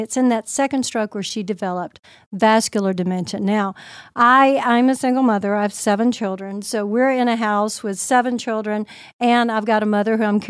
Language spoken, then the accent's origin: English; Seoul, South Korea; I'm originally from Seoul, Korea. My dad was a colonel in the Air Force, and my mother was Korean. I was born over there, so I'm a bit of an Air Force brat.